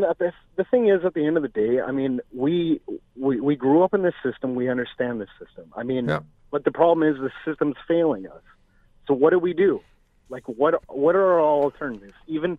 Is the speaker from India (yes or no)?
no; Vancouver, British Columbia, Canada; me being younger and growing up in Canada